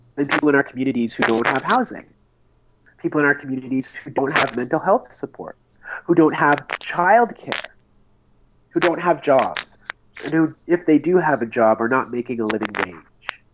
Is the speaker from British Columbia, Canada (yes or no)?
no; Oshawa, Ontario, Canada; also born or lived in Red Deer, Alberta; my hometown of Oshawa